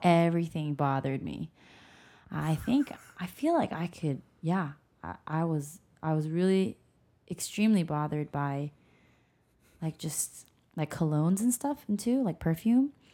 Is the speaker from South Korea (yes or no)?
yes; South Korea; moved away; I grew up in Korea